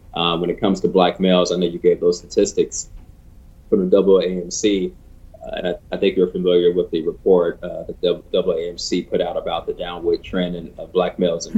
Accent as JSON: {"language": "English", "town": "Chicago", "region": "Illinois", "country": "United States", "tie": "born or raised there", "said": "my hometown of Chicago"}